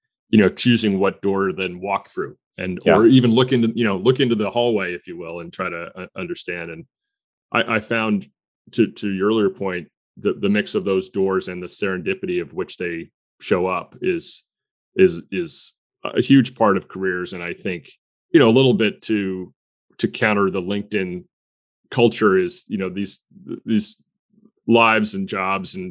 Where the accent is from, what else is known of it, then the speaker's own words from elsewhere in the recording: Stamford, Connecticut, United States; my hometown of Stamford, Connecticut